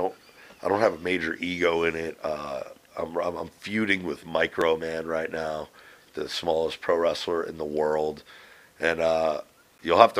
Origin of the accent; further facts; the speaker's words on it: Northeast, United States; I lived a great life here in the Northeast growing up